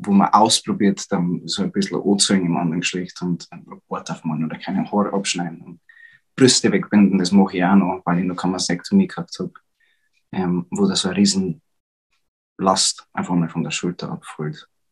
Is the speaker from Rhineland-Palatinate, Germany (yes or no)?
no; Upper Palatinate, Bavaria, Germany; accent: Bavarian; ich bin aus der Oberpfalz